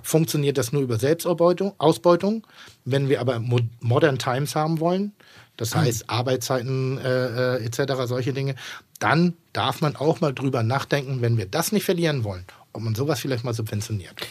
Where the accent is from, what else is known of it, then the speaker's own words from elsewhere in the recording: Northern Germany, Germany; ich bin in Norddeutschland groß geworden und ich bin im, im Gasthof groß geworden